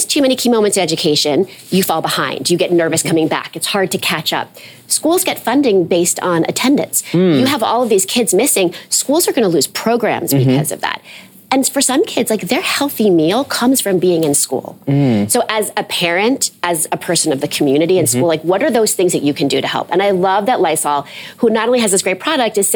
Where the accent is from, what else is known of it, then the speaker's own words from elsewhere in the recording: New York City, New York, United States; I grew up in New York City